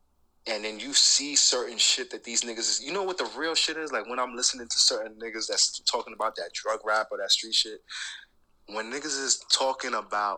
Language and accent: English; Rockland County, New York, United States; I'm from Rockland County, so niggas in the boroughs, they consider that upstate, right?